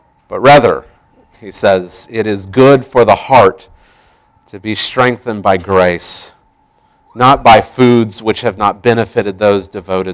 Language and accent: English; Tulsa, Oklahoma, United States; growing up in Tulsa